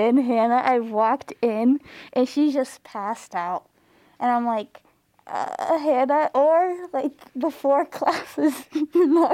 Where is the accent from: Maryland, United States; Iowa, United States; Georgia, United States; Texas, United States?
Iowa, United States; Des Moines; moved away as an adult; I'm from Des Moines